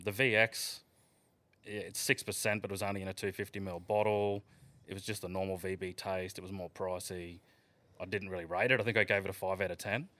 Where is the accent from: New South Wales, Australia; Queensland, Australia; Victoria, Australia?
Queensland, Australia; the Isa; growing up in the Iser, there's a huge drinking culture